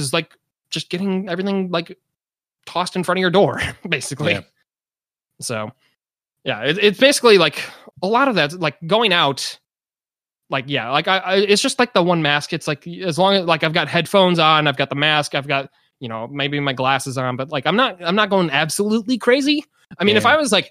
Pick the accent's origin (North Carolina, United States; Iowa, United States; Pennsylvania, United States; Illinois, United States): Illinois, United States; Chicago suburbs; now in California, United States; I'm from the Chicago suburbs